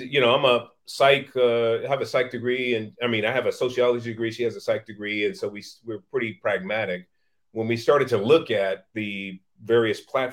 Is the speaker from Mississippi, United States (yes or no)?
no; San Francisco, California, United States; was born in Hunters Point Projects in San Francisco in the 1960s